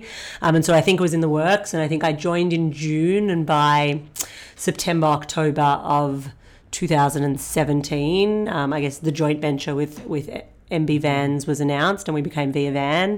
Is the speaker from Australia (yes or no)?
yes; Australia; moved away as an adult; also born or lived in United States / Singapore; I'm originally Australian